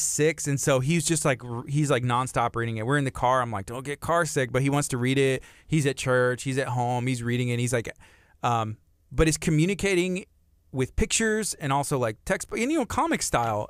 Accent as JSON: {"language": "English", "region": "Texas", "country": "United States", "tie": "born or raised there", "said": "growing up in Texas"}